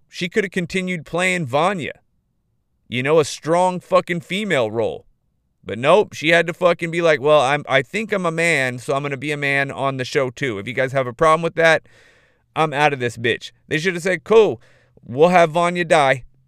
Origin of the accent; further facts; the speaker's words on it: Modesto, California, United States; my hometown, dude. Modesto, California